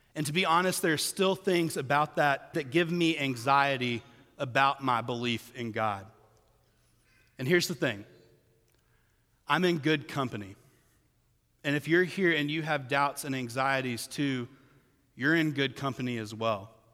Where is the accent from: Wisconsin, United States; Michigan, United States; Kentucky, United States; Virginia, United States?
Kentucky, United States; I was born white in Kentucky